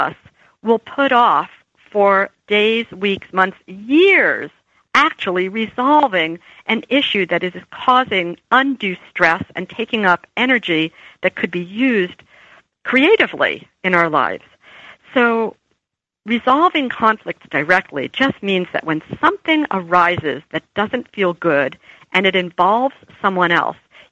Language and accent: English; New Jersey, United States; I was from New Jersey